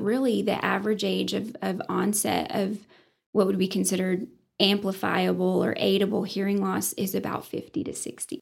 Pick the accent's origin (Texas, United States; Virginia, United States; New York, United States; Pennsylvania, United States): Texas, United States; Sunray; also born or lived in Johnson City, Tennessee / Bushland, Texas; I didn't realize how great growing up in Sun Ray was until I actually left it